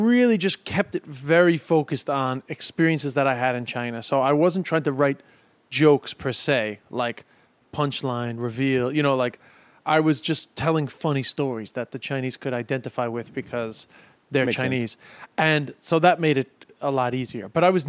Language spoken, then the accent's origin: English; London, United Kingdom; born there; also born or lived in Ireland; I was born in London